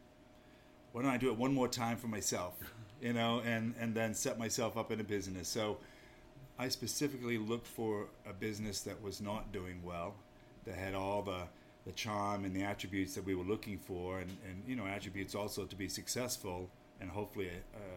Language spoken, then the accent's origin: English; Maine, United States; now in New Hampshire, United States; there's a little bit of Yankee in me already, because I grew up in Maine